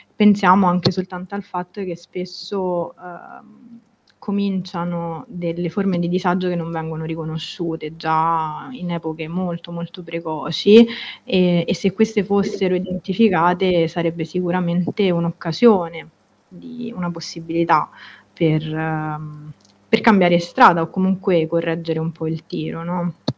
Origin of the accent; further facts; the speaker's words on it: Rome, Lazio, Italy; now in Florence, Italy; Sono romana